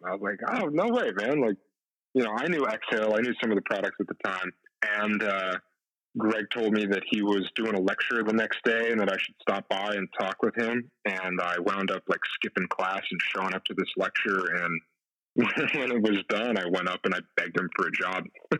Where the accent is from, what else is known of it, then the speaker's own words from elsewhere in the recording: Cazenovia, New York, United States; I grew up in Syracuse because my dad is a fighter pilot, and he was stationed at the base in Syracuse. So he and my mom moved up there in, I think the late 80s, and I grew up in a little town called Cazenovia.